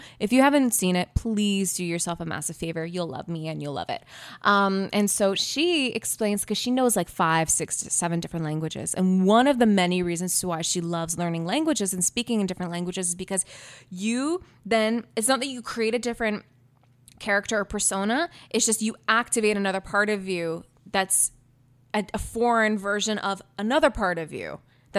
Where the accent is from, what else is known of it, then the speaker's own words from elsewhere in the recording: Canada; because I was born here